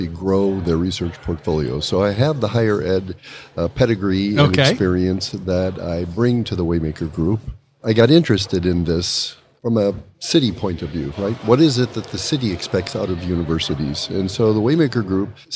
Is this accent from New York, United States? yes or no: no; Chicago, Illinois, United States; I'm from Chicago